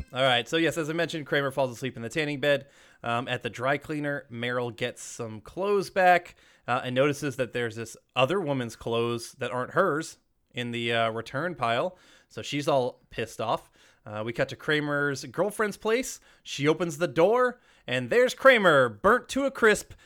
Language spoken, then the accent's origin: English; Georgia, United States; I grew up in the Georgia, the South, um, their school system